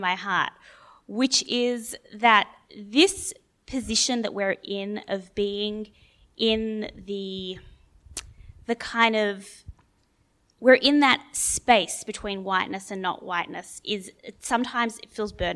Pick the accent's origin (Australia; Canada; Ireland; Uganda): Australia; Jews in Australia